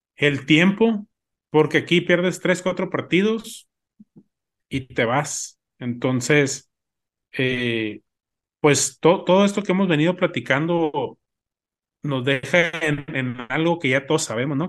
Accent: Mexico; como mexicanos somos

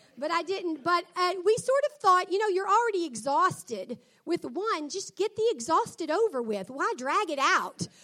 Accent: the Mid-South, United States; I was from the South

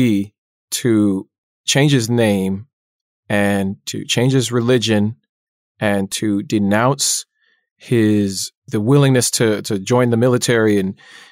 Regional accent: Orange County, California, United States; When I grew up in Orange County, I was one of five Black kids at my school.

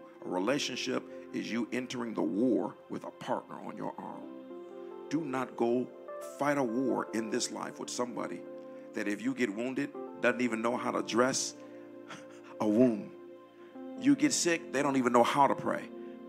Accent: Detroit, Michigan, United States; moved away; We come from Detroit where they did Sweetest Day

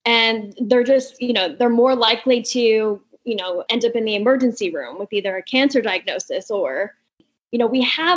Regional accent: Albuquerque, New Mexico, United States; moved away as an adult; also born or lived in California / Houston / Washington, D.C.; I'm from Albuquerque, but I've lived in California

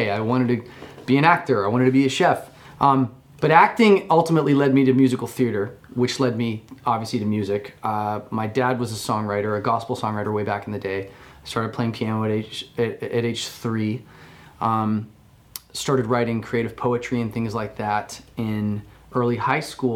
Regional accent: Oklahoma, United States; moved away; also born or lived in Colorado; I was born in Oklahoma

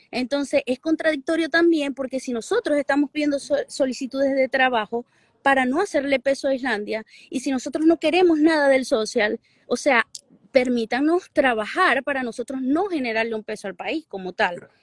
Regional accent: Venezuela; moved away as an adult; now in Iceland; nosotros como venezolanos

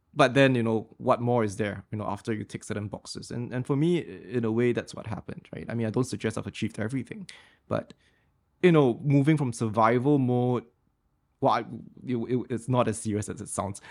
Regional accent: Singapore; being Singaporean and I was the only Singaporean in the Fletcher's class

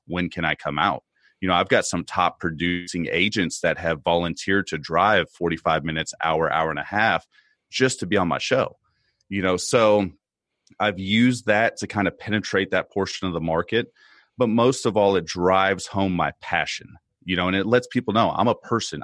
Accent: United States; as an American citizen

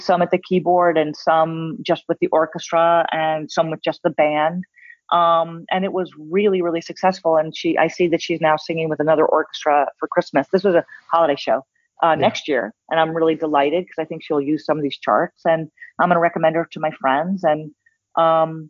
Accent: New York City, New York, United States; moved away; I'm from New York City. And so growing up, I saw the greatest art

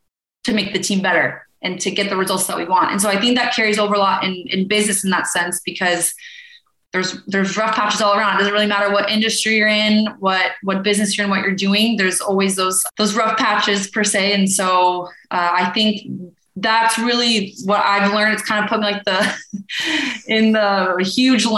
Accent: Boulder, Colorado, United States; moved away as an adult; I grew up in Boulder, Colorado

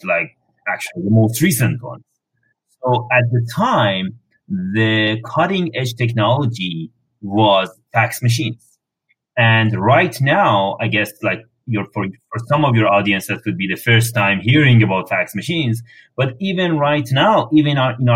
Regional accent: Iran; moved away as an adult; now in Canada; I'm coming from Iran. Over there, I've worked for governments for a while

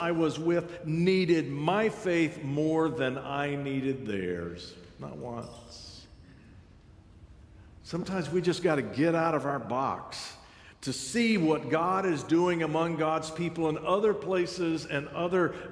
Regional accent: United States; I'm American

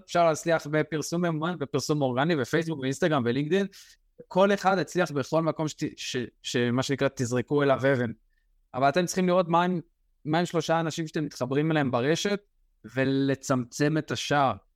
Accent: Israel; אנחנו בתור ישראלים

